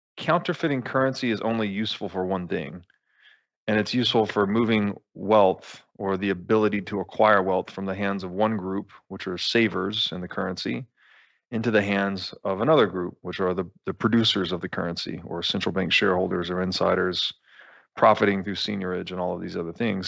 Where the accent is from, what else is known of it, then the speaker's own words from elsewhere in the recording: United States; as an American